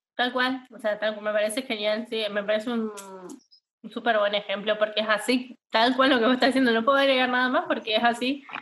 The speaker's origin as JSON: {"language": "Spanish", "region": "Chaco", "country": "Argentina", "also_born_or_lived": "Buenos Aires", "moved": "as an adult", "said": "nosotros somos de Chaco"}